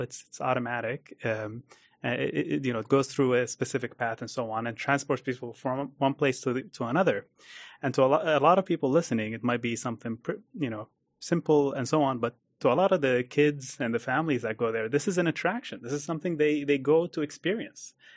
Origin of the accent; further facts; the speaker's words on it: Abu Dhabi, United Arab Emirates; also born or lived in United States; I grew up in Abu Dhabi